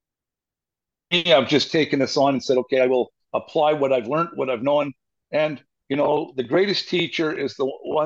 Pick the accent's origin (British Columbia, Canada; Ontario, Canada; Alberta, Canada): British Columbia, Canada; moved away as an adult; now in Åmål, Sweden; I'm a Canadian